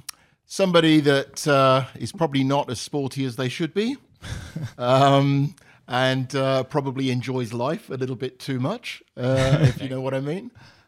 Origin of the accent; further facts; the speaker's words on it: Isham, East Midlands, United Kingdom; moved away as an adult; So I grew up in a small village in the middle of England, in a county called Northamptonshire, a small village called Isham, and went to school around there, and essentially left there when I went to university at about 18.